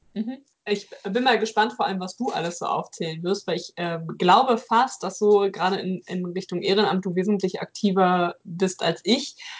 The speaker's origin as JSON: {"language": "German", "region": "North Rhine-Westphalia", "country": "Germany", "said": "hier in NRW, wo ich herkomme"}